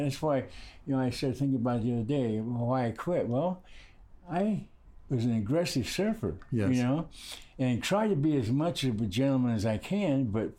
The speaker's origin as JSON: {"language": "English", "region": "Hawaii", "country": "United States", "tie": "born or raised there", "also_born_or_lived": "California", "said": "I grew up in Hawaii."}